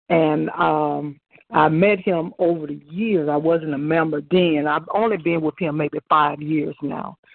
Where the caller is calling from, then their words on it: Mobile, Alabama, United States; also born or lived in Augusta, Georgia; I'm calling from Mobile, Alabama